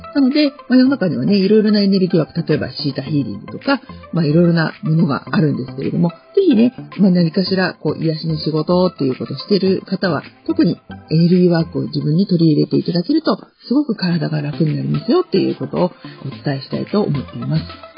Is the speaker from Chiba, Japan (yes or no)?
yes; Sakura, Chiba, Japan; 私の地元桜市